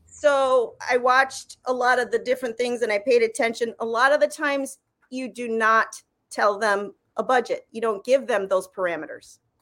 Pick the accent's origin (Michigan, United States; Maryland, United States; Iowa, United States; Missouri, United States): Michigan, United States; moved away; I come from Michigan where we had that huge tax incentive